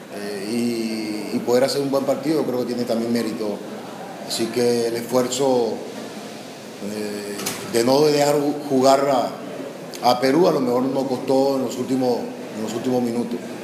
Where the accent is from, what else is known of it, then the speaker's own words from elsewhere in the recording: Venezuela; los que somos venezolanos